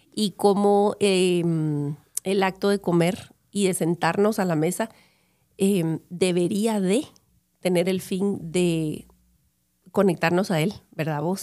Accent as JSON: {"language": "Spanish", "country": "Guatemala", "tie": "born or raised there", "said": "yo creciendo en Guatemala en los 70s, 80s, 90s"}